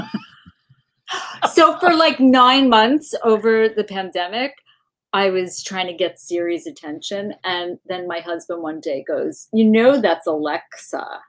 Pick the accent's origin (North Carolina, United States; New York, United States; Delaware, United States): New York, United States; Roslyn; also born or lived in Boston; now in Los Angeles, United States; I'm from Long Island originally